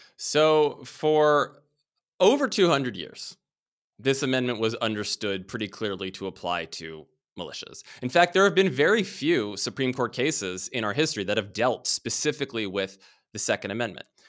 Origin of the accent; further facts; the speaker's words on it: Washington, District of Columbia, United States; I grew up in Washington, D C, and was surrounded by the government from a very early age